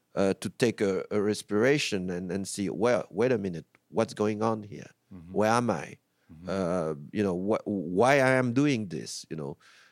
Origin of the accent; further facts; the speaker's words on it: France; also born or lived in United States; I have a very distant look to France sometimes because I grew up in France as well.